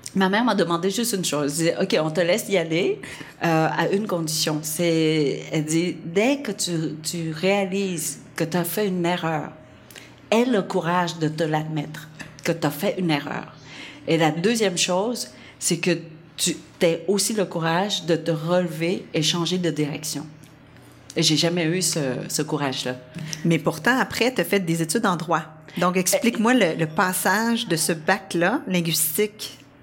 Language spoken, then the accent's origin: French; Vietnam; accent: Vietnamese; French is a second language; moved away; mon français est encore très, ouais, très lourd d'accent euh, vietnamien